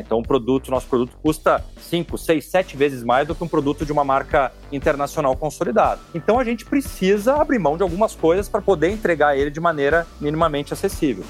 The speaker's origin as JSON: {"language": "Portuguese", "region": "interior of Rio Grande do Sul", "country": "Brazil", "also_born_or_lived": "São Paulo", "moved": "as an adult", "said": "Eu sou do interior do Rio Grande do Sul"}